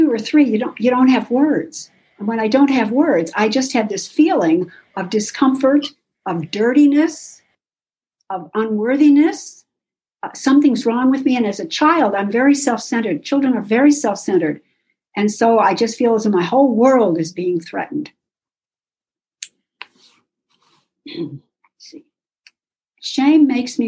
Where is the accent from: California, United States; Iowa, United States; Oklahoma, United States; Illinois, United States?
Oklahoma, United States; Oklahoma City; moved away as an adult; now in Pittsburgh, United States; I grew up in SA in Oklahoma City